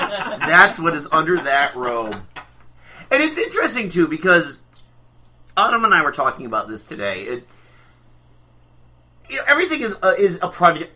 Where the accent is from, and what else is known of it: United States